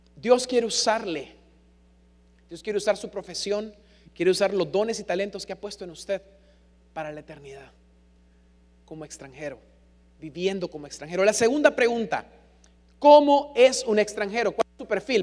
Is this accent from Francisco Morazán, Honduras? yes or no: no; San Pedro Sula, Cortés, Honduras; accent: San Pedrano; also born or lived in Buenos Aires, Argentina; Por mucho que se me pegara el acento, yo era hondureño